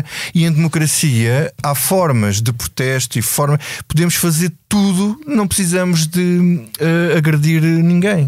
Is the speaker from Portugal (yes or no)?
yes; Grândola, Alentejo, Portugal; sou, sou do Alentejo, sou de Grândola e sou de uma terra revolucionária